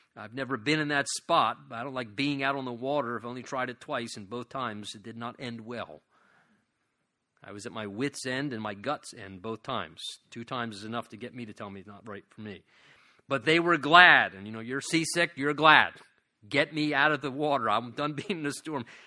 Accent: United States

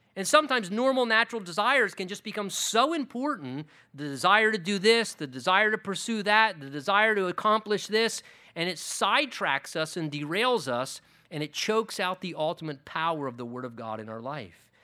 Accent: United States

